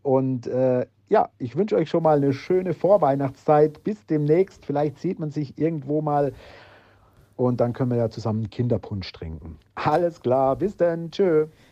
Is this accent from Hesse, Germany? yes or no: yes; Altenstadt, Hesse, Germany; Bei uns in Altenstadt